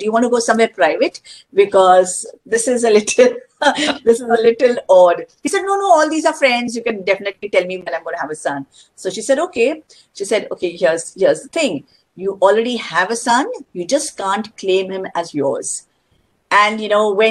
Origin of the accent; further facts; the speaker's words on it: India; I'm an Indian